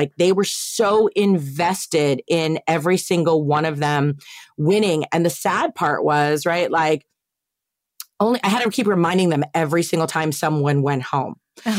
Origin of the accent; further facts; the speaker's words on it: East Coast, United States; my dad, you know, we're all from the East Coast.